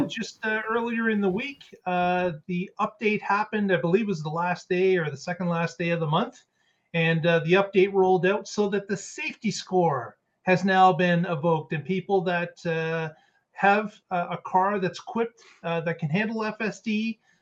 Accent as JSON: {"language": "English", "country": "Canada", "said": "I'm Canadian"}